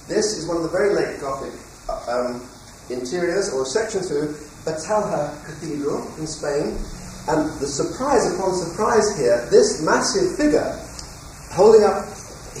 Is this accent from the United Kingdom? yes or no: yes; England, United Kingdom; I'm now talking as an Englishman